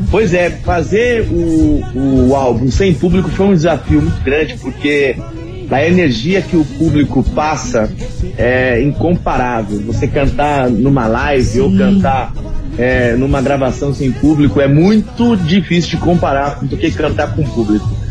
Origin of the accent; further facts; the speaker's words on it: Ponta Porã, Mato Grosso do Sul, Brazil; also born or lived in Presidente Prudente, São Paulo; eu nasci em Presidente Prudente, interior de São Paulo, e eu cresci em Ponta Porã, no Mato Grosso do Sul